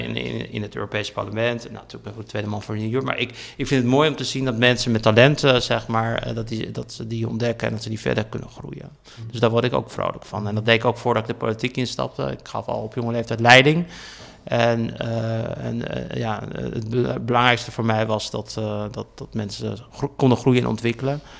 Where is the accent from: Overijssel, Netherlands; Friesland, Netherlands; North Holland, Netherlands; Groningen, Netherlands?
Friesland, Netherlands; Heerenveen; now in Brussels, Belgium; in de omgeving waar ik ben opgegroeid, in de Volkswijkje in Heerenveen.